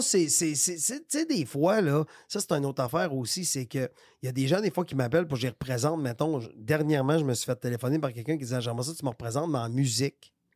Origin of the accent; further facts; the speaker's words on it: Victoriaville, Quebec, Canada; moved away; je viens de Victoriaville. Fait qu'à Victoriaville, tout le monde est blanc ou presque. tu, comprends? Ben, dans les années que j'habitais à Victoriaville